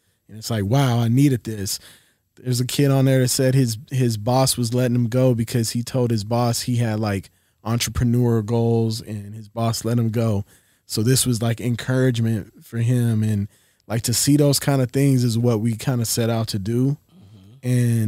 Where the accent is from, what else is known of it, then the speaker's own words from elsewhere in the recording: West Virginia, United States; born there; now in Los Angeles, United States; Moved around a lot. Yep. I was born in West Virginia. My father was in the Air Force.